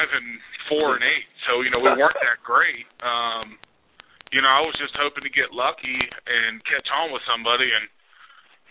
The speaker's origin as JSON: {"language": "English", "region": "Kentucky", "country": "United States", "tie": "born or raised there", "said": "I live about an hour from UK, and to play in front of my home state"}